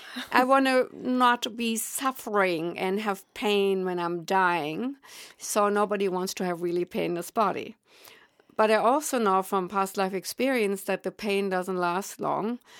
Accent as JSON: {"language": "English", "country": "Germany", "accent": "German", "second_language": "English", "moved": "yes", "said": "I am indeed German, and obviously I will not be able to relinquish that accent."}